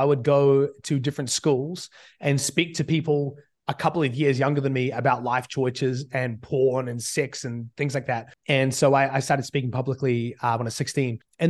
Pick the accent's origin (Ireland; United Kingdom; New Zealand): New Zealand; accent: hybrid; I've spent basically all my life living in New Zealand, but since I was 15, listening to about 2 hours a day of American speak. And so at this point, I'm a bit of a mutt accent